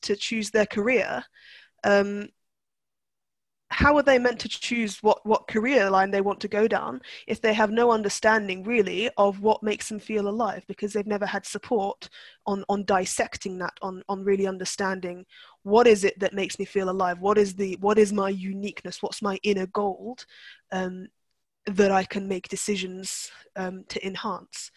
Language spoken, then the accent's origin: English; Turkey; I was brought up I was brought up in Turkey